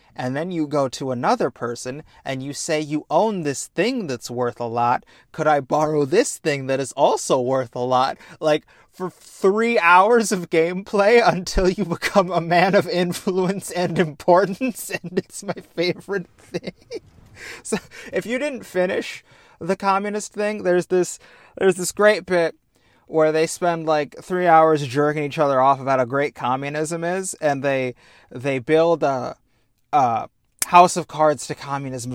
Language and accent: English; United States; I'm black and from America